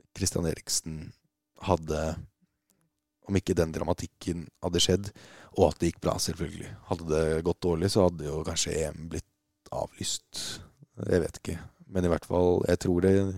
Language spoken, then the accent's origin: Norwegian; Norway